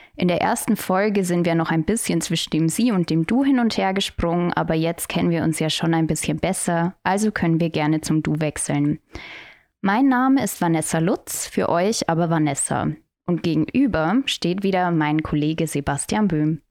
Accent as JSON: {"language": "German", "area": "Tirschenreuth district", "region": "Bavaria", "country": "Germany", "tie": "born or raised there", "said": "im Landkreis Tirschenreuth und das ist meine Heimat"}